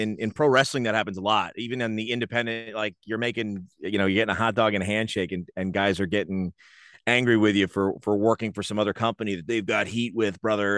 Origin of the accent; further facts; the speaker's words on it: Rahway, New Jersey, United States; I grew up in Rahway